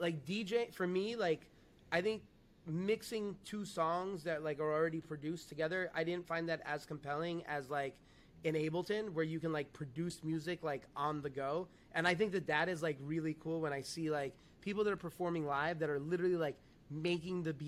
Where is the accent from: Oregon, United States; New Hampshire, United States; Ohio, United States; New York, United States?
New York, United States; moved away as an adult; now in Puerto Rico; growing up in New York, very heavily influenced obviously by East Coast